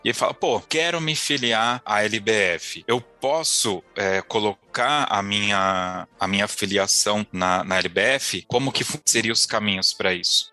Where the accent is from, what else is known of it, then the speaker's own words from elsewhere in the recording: São Paulo, Brazil; eu sou de São Paulo